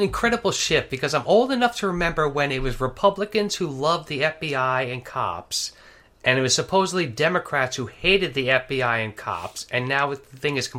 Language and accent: English; New York, United States; I'm from New York